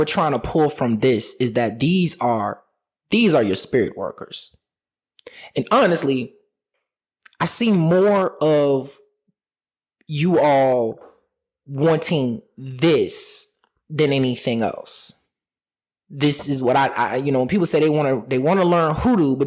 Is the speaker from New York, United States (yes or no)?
no; Richmond, Virginia, United States; my hometown in Richmond, Virginia.